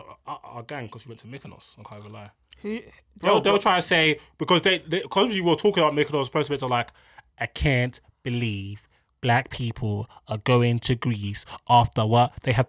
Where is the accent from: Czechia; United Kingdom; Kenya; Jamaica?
Jamaica; I'm Jamaican. I'm going to Jamaica in August.